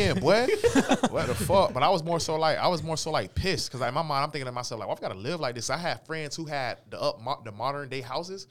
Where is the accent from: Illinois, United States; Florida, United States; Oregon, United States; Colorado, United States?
Florida, United States; St. Petersburg; moved away as an adult; also born or lived in Newton, Kansas; now in Wichita, United States; I'm from Saint Petersburg, Florida, born and raised